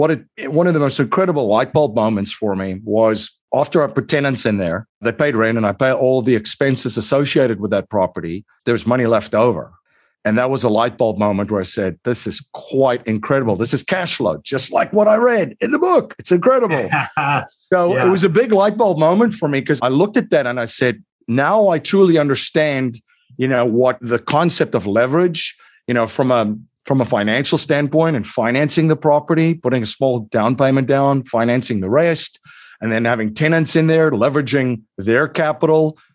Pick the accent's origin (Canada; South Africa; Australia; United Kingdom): South Africa; moved away as an adult; now in United States; I'm originally from South Africa. I came to the US, boy, it's almost 22 years ago.